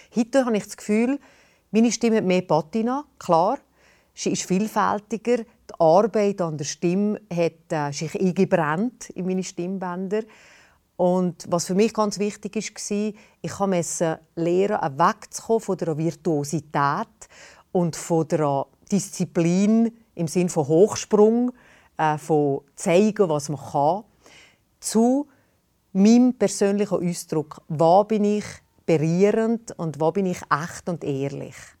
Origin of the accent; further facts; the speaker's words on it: Valais, Switzerland; accent: Walliserdeutsch; Ich bin eine Walliserin. Ich habe eine Mundart, eine spezielle Mundart in der Schweiz